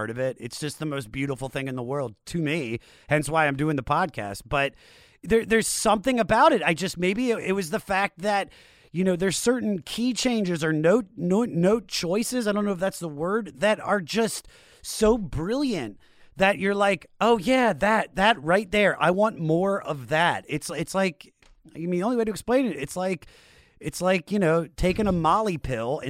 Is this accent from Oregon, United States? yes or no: no; Washington, District of Columbia, United States; I grew up in the Washington, D.C. area.